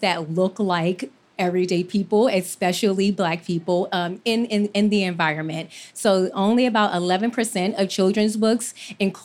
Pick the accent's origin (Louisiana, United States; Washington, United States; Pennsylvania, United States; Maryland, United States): Maryland, United States; Baltimore; I'm from Baltimore